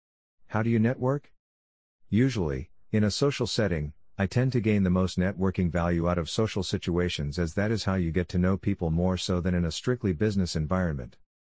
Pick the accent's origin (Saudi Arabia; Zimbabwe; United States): Zimbabwe; I may be being biased as I am originally from Zimbabwe.